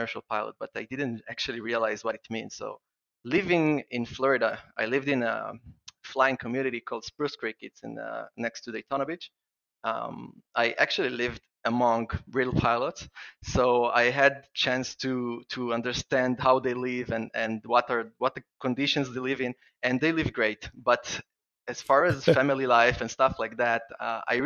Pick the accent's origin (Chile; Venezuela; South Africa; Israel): Israel; I would like first to apologize for my accent. I'm from Israel and I have a strange accent when I'm excited